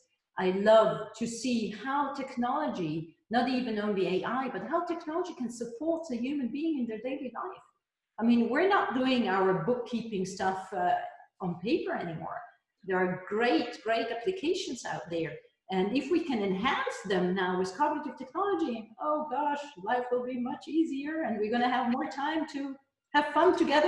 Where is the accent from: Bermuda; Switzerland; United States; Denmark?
Switzerland; first language he; English is a second language; my Hebrew is my mother tongue. {S0} Yeah. {S1} And in Switzerland, we are obliged to learn more languages because we have our own ones